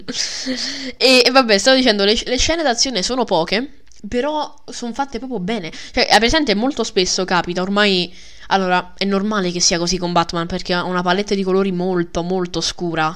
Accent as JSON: {"language": "Italian", "town": "Milan", "region": "Lombardy", "country": "Italy", "said": "la mia anima da milanese"}